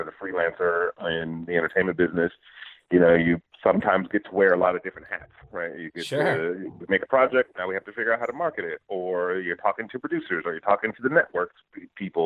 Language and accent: English; Detroit, Michigan, United States; I grew up in Detroit. So just kind of like my hometown was growing up in the, you know, in the city